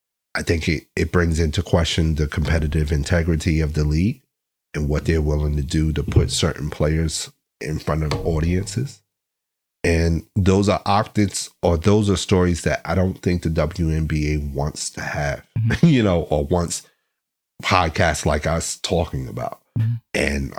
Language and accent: English; Chicago, Illinois, United States; now in Los Angeles, United States; as opposed to being at home in my hometown of Chicago.